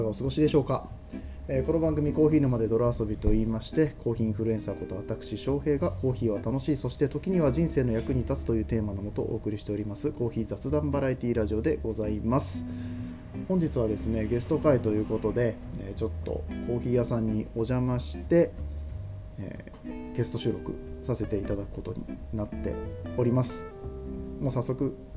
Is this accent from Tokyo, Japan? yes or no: no; Aichi, Japan; moved away as an adult; also born or lived in Kobe; now in Chiba, Japan; もともと僕愛知出身で